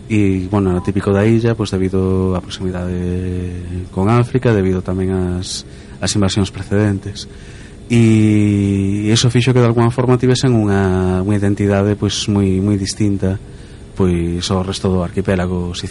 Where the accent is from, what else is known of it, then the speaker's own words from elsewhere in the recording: Galicia, Spain; como galegos